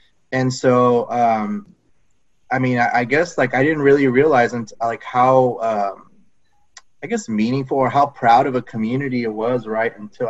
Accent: San Antonio, Texas, United States; born and raised San Antonio. My family's lived in like the west side of San Antonio now for about three generations.

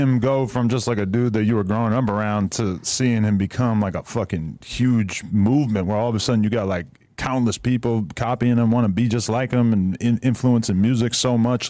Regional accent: East Coast, United States; moved away; I'm from the East Coast.

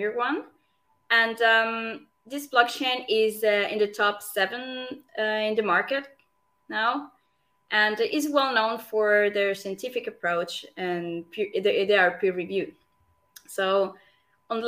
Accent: Venezuela; moved away as an adult; now in Zurich, Switzerland; I'm Swiss, but I was born in Venezuela.

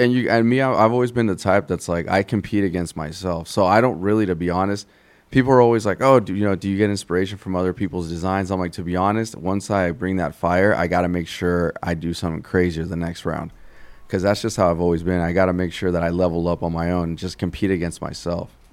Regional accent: Santa Ana, California, United States; I grew up in Santa Ana, California

